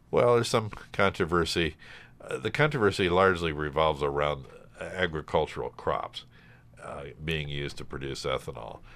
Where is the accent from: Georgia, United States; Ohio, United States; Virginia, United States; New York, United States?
Ohio, United States; Cleveland; moved away as an adult; now in Hudson Valley, United States; I grew up in Cleveland